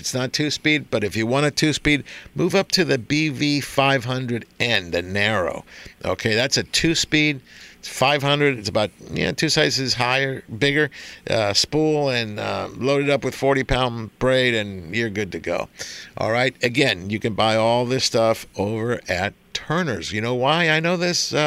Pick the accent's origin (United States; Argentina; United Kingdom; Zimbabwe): Argentina; moved away; I was born in Argentina